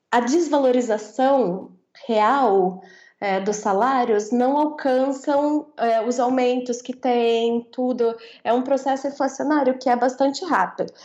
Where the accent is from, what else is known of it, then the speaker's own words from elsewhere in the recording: interior of São Paulo, Brazil; eu sou do interior de São Paulo